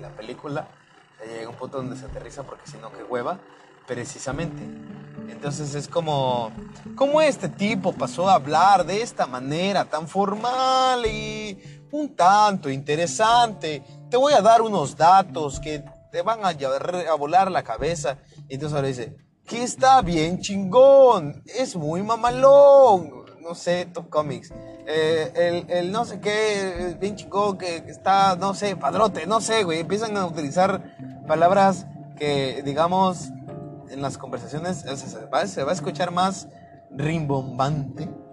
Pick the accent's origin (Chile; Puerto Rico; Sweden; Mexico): Mexico; yo soy de México